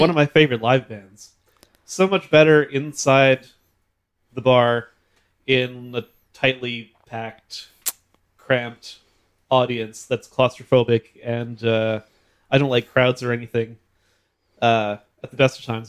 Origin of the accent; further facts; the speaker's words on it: Red River Valley, Manitoba, Canada; grew up in the Red River Valley